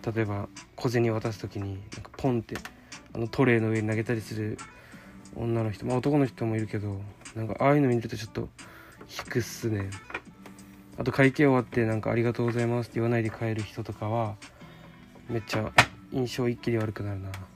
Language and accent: Japanese; an outlying island of Okinawa, Japan; moved away; 地元は家島っていう沖縄の離島